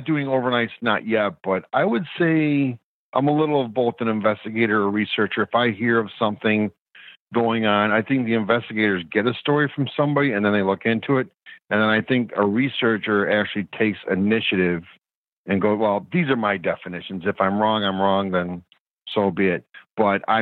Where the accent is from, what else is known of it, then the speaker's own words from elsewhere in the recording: New York, United States; being a New Yorker